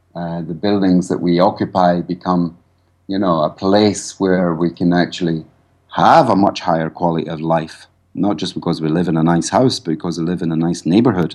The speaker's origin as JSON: {"language": "English", "region": "Scotland", "country": "United Kingdom", "also_born_or_lived": "Ireland", "moved": "as an adult", "lives_now": "Cloughjordan, Ireland", "said": "I'm actually, I'm not Irish. I'm actually Scottish."}